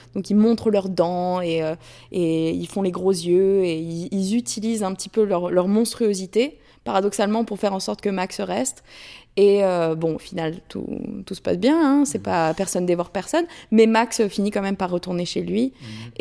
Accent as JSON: {"language": "French", "country": "France", "moved": "as an adult", "lives_now": "United States", "said": "je suis partie de la France, enfin, je suis sortie du, du, côté un peu guindé académique mmh. français pour, pour venir aux États-Unis"}